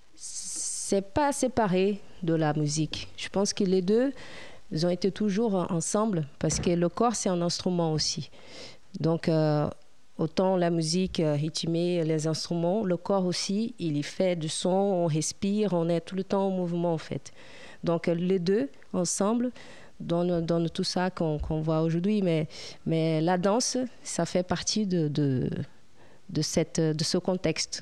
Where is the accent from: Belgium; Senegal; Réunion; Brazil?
Brazil; Piabetá, Rio de Janeiro; French is a second language; moved away as an adult; also born or lived in Petrópolis; now in France; je suis née euh, là-bas, mais j'étais élevée à Piabeta